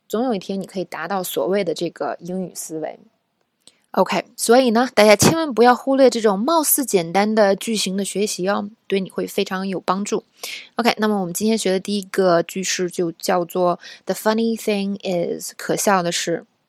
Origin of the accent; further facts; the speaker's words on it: China; 因为我也是中国人